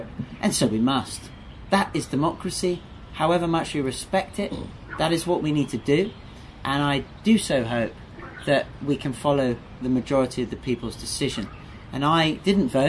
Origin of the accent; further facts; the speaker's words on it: England, United Kingdom; moved away; as a Brit, as somebody from England who's been away for a long time